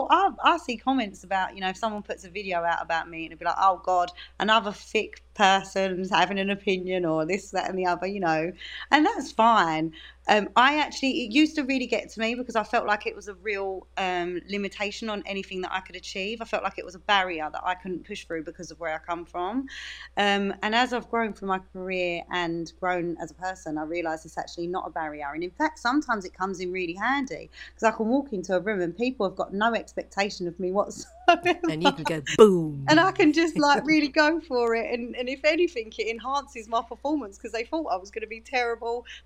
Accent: Dagenham, London, United Kingdom; my accent is my accent. I'm from Dagenham and I'm very proud of it.

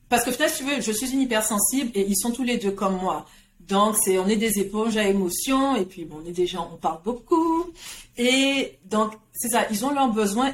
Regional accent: Guadeloupe; now in Montreal, Canada; je suis née, j'ai grandi en Guadeloupe

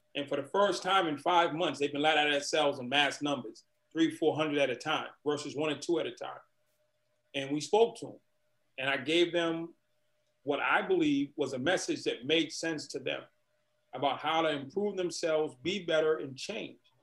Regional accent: Boston, Massachusetts, United States; I grew up in Boston, Massachusetts

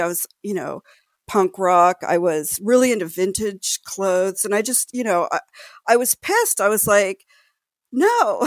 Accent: Los Angeles, California, United States; I grew up in Los Angeles, the greater Los Angeles area

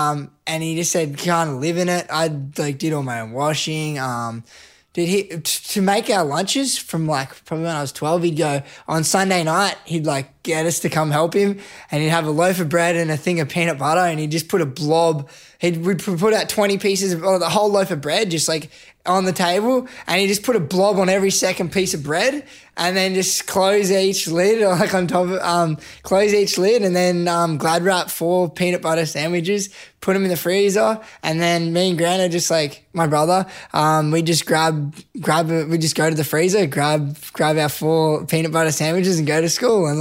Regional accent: Canberra, Australian Capital Territory, Australia; as a young kid, I grew up in Canberra.

